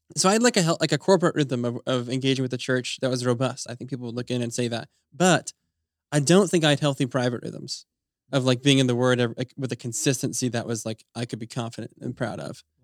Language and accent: English; Utah, United States; moved away; my wife and I grew up in Utah